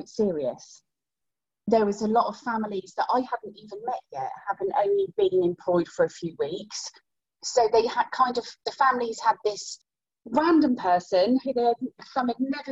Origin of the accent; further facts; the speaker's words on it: Great Yarmouth, East of England, United Kingdom; in my hometown of Great Yarmouth